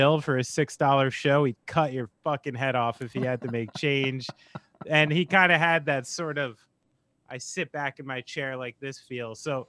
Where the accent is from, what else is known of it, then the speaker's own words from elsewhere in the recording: Vermont, United States; I'm going to wear this coat and mittens because I'm old and I'm from Vermont.